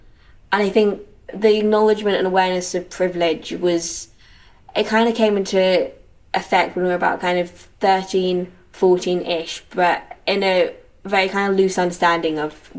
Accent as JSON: {"language": "English", "region": "London", "country": "United Kingdom", "tie": "born or raised there", "moved": "as an adult", "lives_now": "Edinburgh, United Kingdom", "said": "I grew up in London. We were in Rotherhithe, and then we moved to North London when I was 4 or 5, first my school. Then I came up to Edinburgh for uni, and here I still am."}